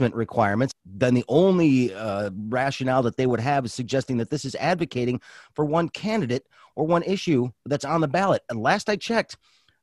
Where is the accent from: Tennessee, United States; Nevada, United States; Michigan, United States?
Michigan, United States; Grosse Pointe; moved away as an adult; I grew up in Grosse Pointe, lived there for the bulk of my life, just recently left